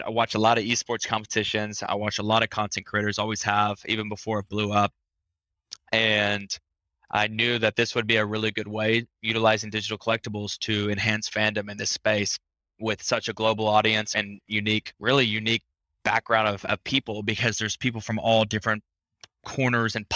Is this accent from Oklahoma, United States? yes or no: yes; Tulsa, Oklahoma, United States; now in Miami, United States; grew up in Tulsa, Oklahoma